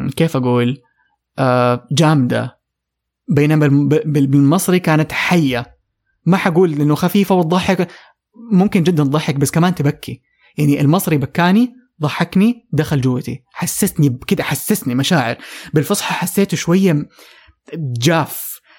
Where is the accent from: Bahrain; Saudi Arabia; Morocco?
Saudi Arabia; عندنا في السعوديه